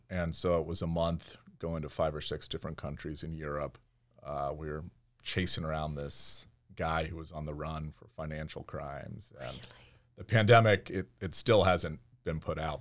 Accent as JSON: {"language": "English", "area": "outside Portland", "region": "Oregon", "country": "United States", "tie": "born or raised there", "also_born_or_lived": "Denver, Colorado", "moved": "as an adult", "said": "I actually grew up about 20 minutes outside of Portland, Oregon"}